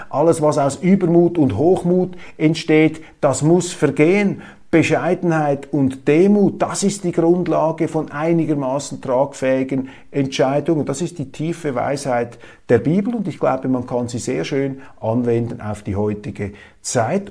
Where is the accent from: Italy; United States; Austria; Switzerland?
Switzerland; Ich sehe sie als Schweizer